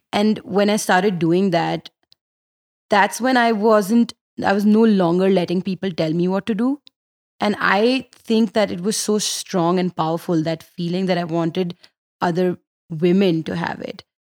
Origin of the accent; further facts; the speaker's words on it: Delhi, India; I'm from Delhi